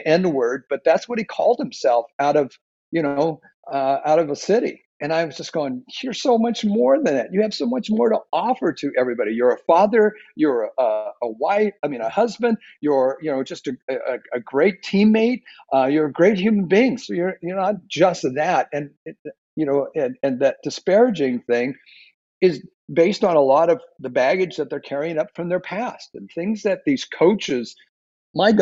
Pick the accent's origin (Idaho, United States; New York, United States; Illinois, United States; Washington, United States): Washington, United States; Seattle; moved away as an adult; now in Southern California, United States; I grew up in a bad neighborhood in Seattle, Washington